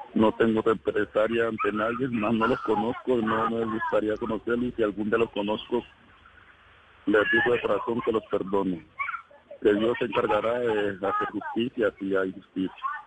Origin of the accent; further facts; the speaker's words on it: El Doncello, Caquetá, Colombia; moved away as an adult; now in Cali, Colombia; Yo vivía en el Caquetá. Yo nací en el Caquetá.